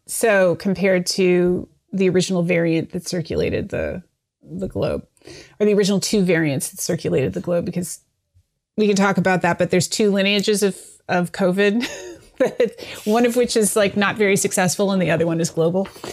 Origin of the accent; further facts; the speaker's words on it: Canada; now in United States; I'm from Canada. My parents are in Canada